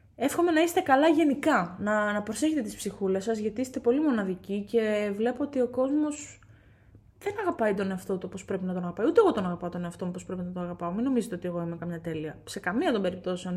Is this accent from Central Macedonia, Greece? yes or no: yes; Katerini, Central Macedonia, Greece; moved away; για μένα πατρίδα είναι εκεί που γεννήθηκα, έκανα του φίλου μου, μεγάλωσα είναι εκεί που είναι η καταγωγή μου, α πούμε, στην περίπτωση αυτή. Είμαι από την Κατερίνη